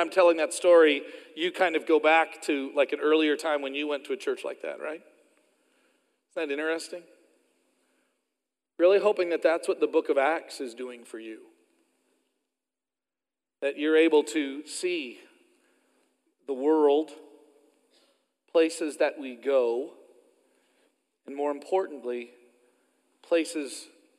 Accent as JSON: {"language": "English", "region": "Oklahoma", "country": "United States", "moved": "yes", "said": "down in Oklahoma where I'm from"}